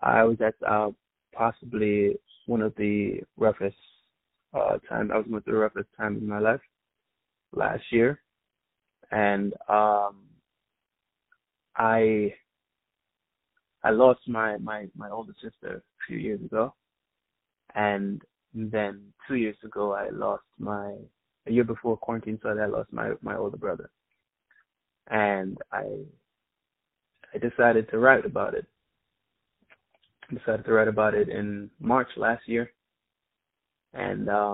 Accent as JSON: {"language": "English", "town": "New York City", "region": "New York", "country": "United States", "tie": "born or raised there", "also_born_or_lived": "Kingston, Jamaica", "said": "I was born in Kingston, Jamaica, but I was raised in Queens, New York"}